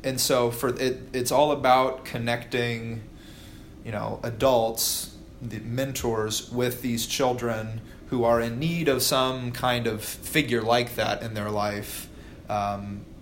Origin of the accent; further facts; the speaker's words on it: Noblesville, Indiana, United States; I grew up in Noblesville, so not where Fishers, right, not far from here.